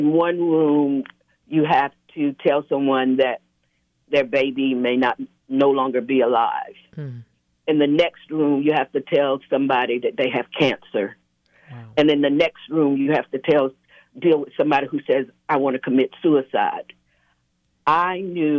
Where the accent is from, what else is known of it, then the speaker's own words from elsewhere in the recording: Statesboro, Georgia, United States; also born or lived in Augusta, Georgia; I grew up in Statesboro, Georgia, and I started working in the tobacco fields when I was 8 years old